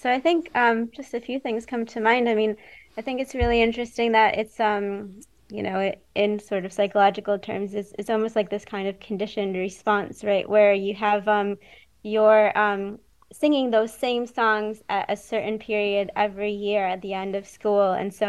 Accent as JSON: {"language": "English", "country": "United States", "moved": "yes", "lives_now": "United Kingdom", "said": "as an American living in the UK"}